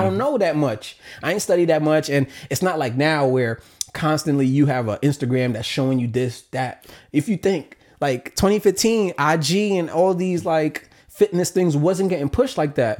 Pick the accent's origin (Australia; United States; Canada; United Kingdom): United States; New York City, New York; growing up in New York City can be in public school